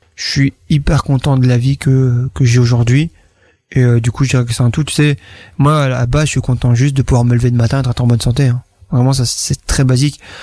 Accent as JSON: {"language": "French", "town": "Fosses-la-Ville", "region": "Wallonia", "country": "Belgium", "said": "je viens donc de Bambois, Fosse-la-Ville, donc mhm. dans le coin ici, dans le fond de la Wallonie"}